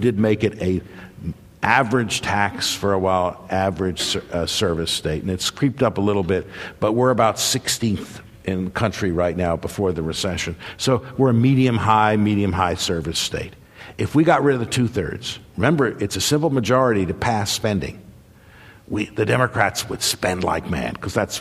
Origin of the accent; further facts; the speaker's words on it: New York, United States; moved away; also born or lived in New Hampshire / Minnesota; I was born in New York